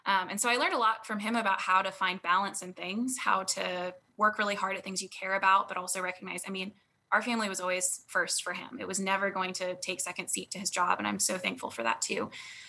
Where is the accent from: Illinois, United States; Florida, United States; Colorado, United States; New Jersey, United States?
Colorado, United States; also born or lived in Virginia / North Dakota; now in Dallas, United States; I was born in North Dakota, but didn't live there long and have lived a bunch of places since then. So most of my formative years were in Colorado and Virginia